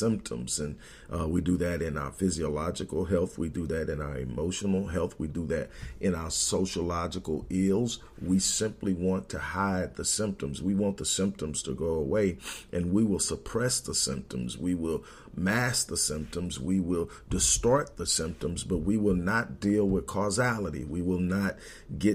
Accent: Houston, Texas, United States; Growing up in Houston, my grandmother owned a beauty salon in the Fifth Ward area

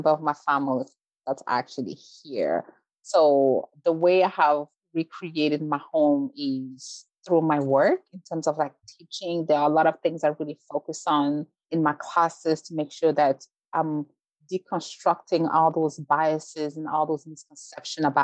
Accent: Belgium; moved away as an adult; also born or lived in Rwanda; now in United States; I was born in Rwanda, grew up in Belgium, moved to the US as an adult.

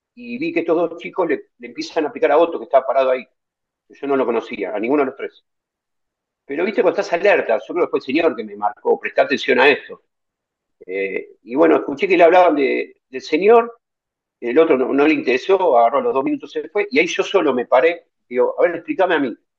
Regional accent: Buenos Aires, Argentina; yo soy descendiente, soy argentino, pero descendiente de abuelos, eh, rusos y polacos

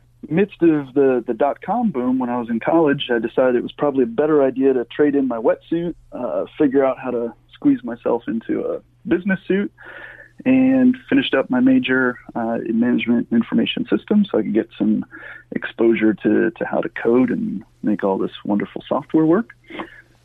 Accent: Finger Lakes, New York, United States; I grew up in the Finger Lakes of New York

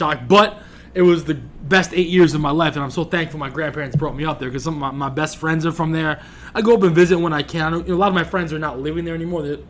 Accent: Walton, New York, United States; moved away as an adult; also born or lived in Bronx, New York; now in New York City, United States; Growing up in the Catskills was fascinating. So being a kid from the Bronx, I was 8 years old living with my grandparents. And they decided they want to move upstate.

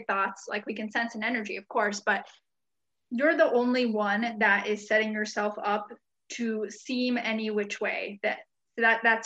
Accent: United States; also born or lived in Hungary / Grass Valley, California; And we moved back here, to the US in 1994 when I was four

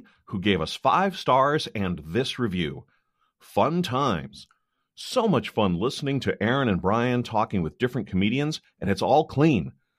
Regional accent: Downers Grove, Illinois, United States; I grew up near where you used to live. I grew up in Downers Grove, Illinois

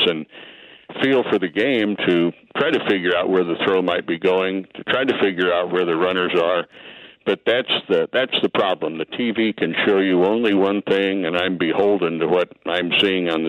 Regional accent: Bloomington, Illinois, United States; moved away as an adult; also born or lived in Peoria, Illinois / St. Louis / Kansas City; I grew up in Bloomington Normal, up in central Illinois

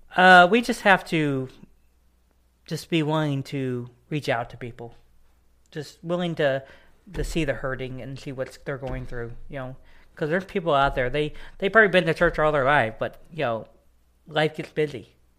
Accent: East Texas, United States; also born or lived in Dallas, Texas; now in Carthage, Missouri, United States; I was born and raised in Dallas, Texas, and then I, uh, moved to East Texas, um, when I was a little kid.

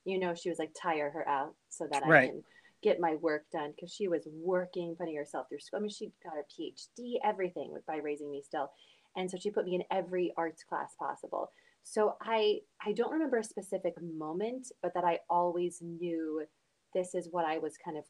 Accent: Blacksburg, Virginia, United States; moved away as an adult; also born or lived in New York; now in Lancaster, United States; I'm from Virginia. I'm from Southwest Virginia, Blacksburg.

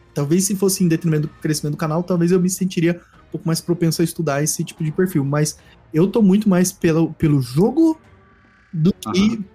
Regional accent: Centre-West, Brazil; eu que sou do Centro-Oeste

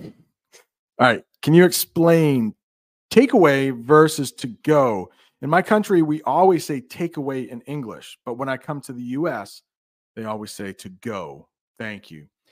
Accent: United States; as an American

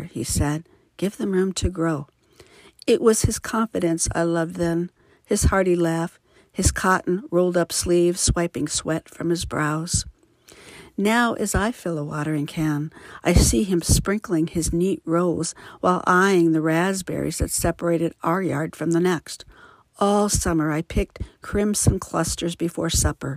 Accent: Midwest, United States; now in Livermore, United States; I was raised in the Midwest and currently reside in Livermore, California.

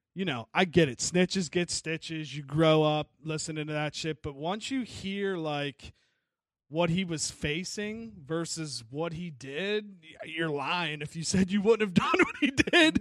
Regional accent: Wheeling, West Virginia, United States; I'm from Wheeling

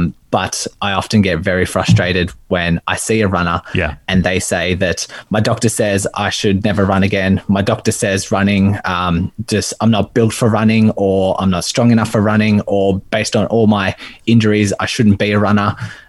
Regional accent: Melbourne, Victoria, Australia; I'm from Melbourne, Australia.

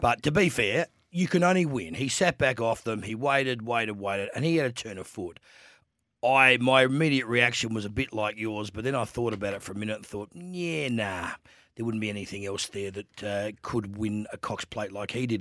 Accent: Adelaide, South Australia, Australia; I'm a boy from Adelaide

